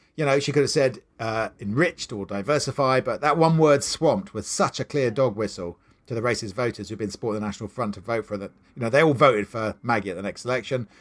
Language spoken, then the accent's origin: English; Maidenhead, South East England, United Kingdom; growing up in Maidenhead